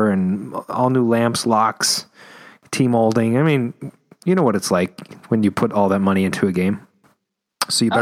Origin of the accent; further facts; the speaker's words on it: United States; I'm American.